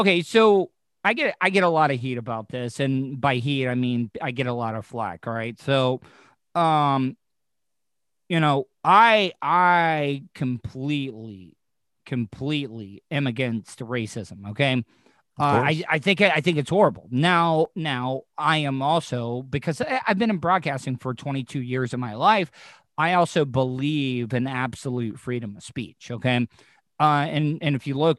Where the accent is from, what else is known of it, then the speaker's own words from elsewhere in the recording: the South, United States; also born or lived in Orlando; growing up in the South